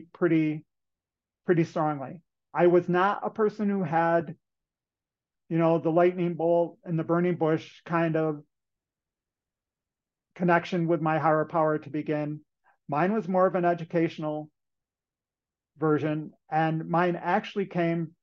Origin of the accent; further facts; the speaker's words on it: Western New York, United States; So when I was in high school, I'm from Western New York, and in New York State at that point in time